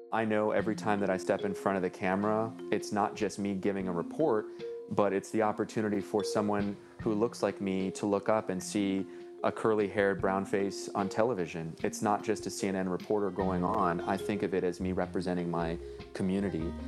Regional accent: Los Angeles, California, United States; I grew up in Northeast L

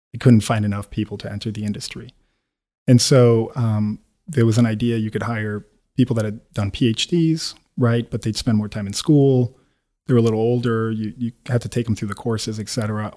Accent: Quito, Pichincha, Ecuador; moved away as an adult; also born or lived in United States; I'm born and bred in Quito

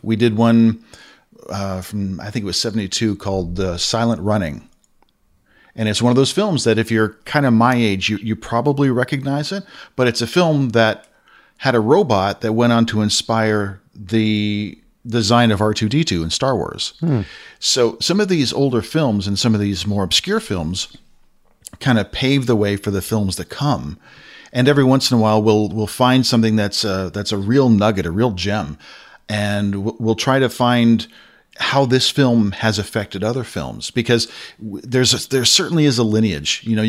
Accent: Castro Valley, California, United States; Then growing up in the States, we used to have this channel in the Bay Area. Used to live in a place, you may know of it. It's not too far from Oakland and the Hayward area, and it's called Castro Valley.

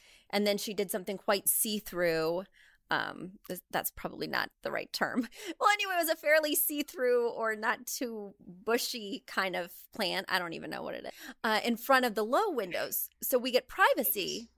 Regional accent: Midwest, United States; Because I grew up in the Midwest and we get everything a little later out there.

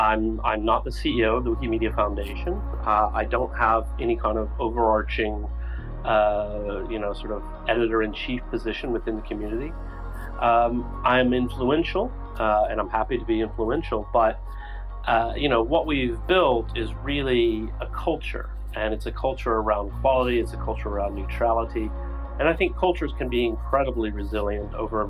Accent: Huntsville, Alabama, United States; But there was a whole section of songs about Huntsville, Alabama. And I thought, oh, that's interesting. That's my hometown.

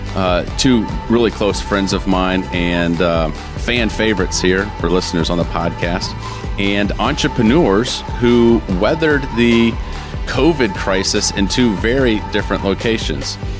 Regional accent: Flint, Michigan, United States; moved away; As a Michigan boy, I grew up in the Flint area, uh, went to high school there

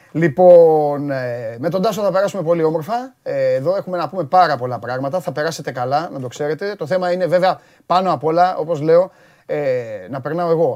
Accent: Piraeus, Attica, Greece; Και εγώ πυραιώτη είμαι

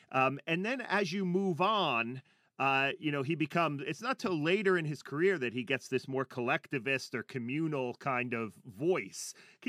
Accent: New Jersey, United States; as someone born and raised in Jersey who's not a musician

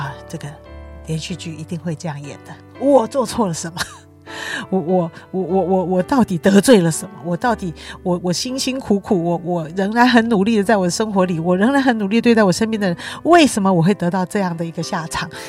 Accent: China; 报应这两个字，的确是我们中国人也蛮有的想法

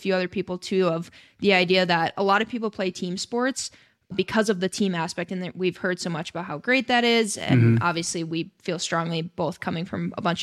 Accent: Wisconsin, United States; I'm from Wisconsin

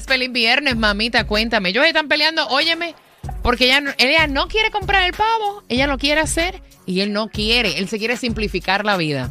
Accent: Puerto Rico; como puertorriqueña

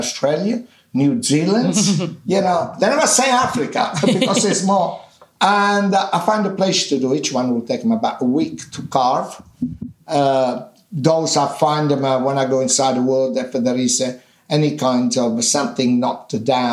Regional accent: Minori, Campania, Italy; English is a second language; now in London, United Kingdom; my hometown in Amalfi Coast in Minori

